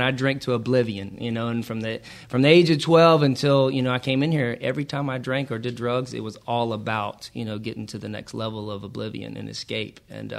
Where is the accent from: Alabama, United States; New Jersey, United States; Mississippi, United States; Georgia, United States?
Georgia, United States; I am from Georgia.